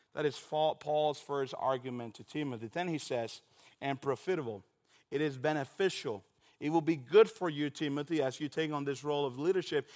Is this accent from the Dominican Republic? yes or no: yes; Dominican Republic; moved away; I am originally from Dominican Republic